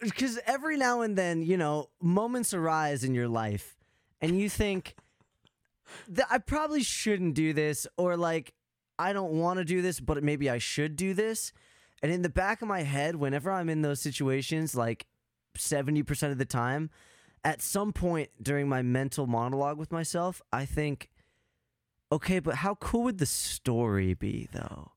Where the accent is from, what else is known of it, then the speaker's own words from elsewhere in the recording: Arizona, United States; now in Wisconsin, United States; I'm in Wisconsin now, but, like, I grew up in Arizona